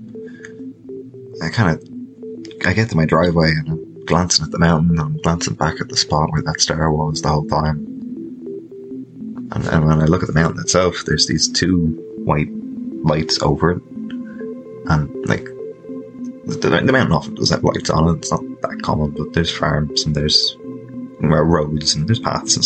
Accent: Ireland; also born or lived in Dublin; I'm from Ireland.

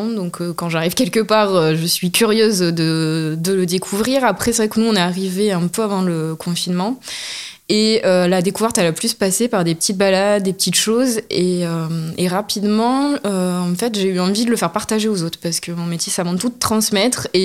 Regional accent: Corrèze, Nouvelle-Aquitaine, France; moved away as an adult; now in Aveyron, France; Je suis néo-aveyronaise, je suis originaire de la Corrèze et je suis arrivée il y a un peu plus de deux ans maintenant bah, pour des raisons familiales.

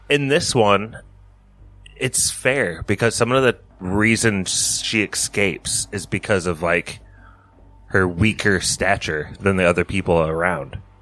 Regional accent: Elkhart, Indiana, United States; We grew up in Elkhart.

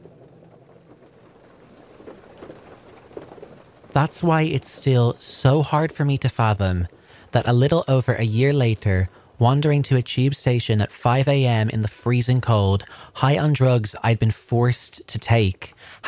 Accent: Dublin, Leinster, Ireland; moved away as an adult; now in London, United Kingdom; When I moved to London from Ireland, my primary reason to relocate was to study

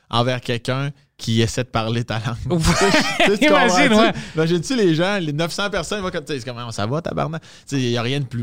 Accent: Quebec, Canada; accent: Quebec; Non, tabarnak, mon accent. Je viens pas de. Tu Sag... je choses qui sont plus fortes au Saguenay, euh, la Beauce, la Gaspésie, là, mais je suis comme, moi, je viens de la rive sud de Québec.

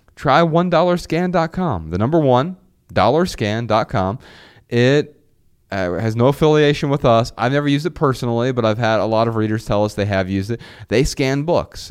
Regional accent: Dayton, Ohio, United States; moved away; Dayton, Ohio last month, on a quick break from tour, I felt revived by waves of nostalgia as I maneuvered through my hometown.

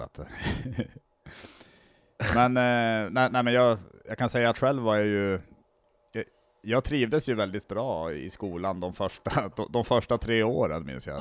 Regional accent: Norrland, Sweden; now in Skåne, Sweden; jag tänker som norrlänning också

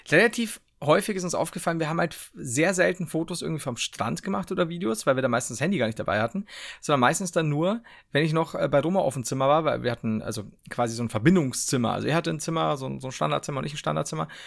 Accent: Turkey; merkt man, ich komme aus der Türkei, da reden die so.

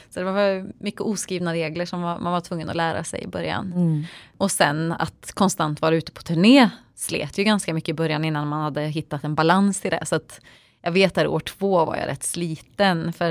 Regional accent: Töreboda, Västra Götaland, Sweden; så jag är född och uppvuxen i lilla Töreboda

